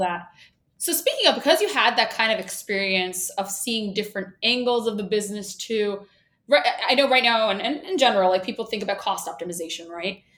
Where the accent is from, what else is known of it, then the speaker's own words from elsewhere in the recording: New York, United States; accent: New York; I swallow my vowels because I'm from Brooklyn